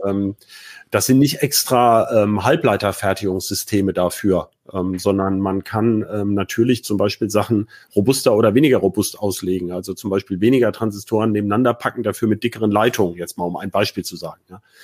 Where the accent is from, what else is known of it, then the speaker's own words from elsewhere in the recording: Hanover, Lower Saxony, Germany; als Hannoveraner ist das ja ein Thema. Ne? Die bauen ja gerade bei mir um die Ecke die neue, äh, die neue Zentrale